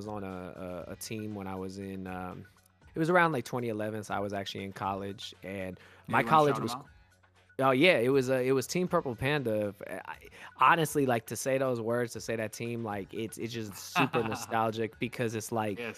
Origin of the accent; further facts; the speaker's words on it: Bay Area, Northern California, United States; I was born and raised in the Bay Area, so in Northern California